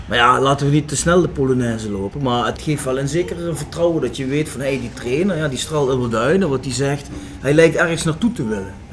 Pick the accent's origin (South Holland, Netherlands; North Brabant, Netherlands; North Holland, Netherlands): South Holland, Netherlands; Leiderdorp; born there